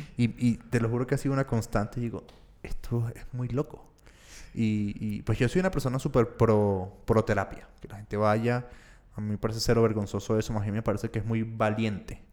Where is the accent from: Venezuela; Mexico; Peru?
Venezuela; yo que soy venezolano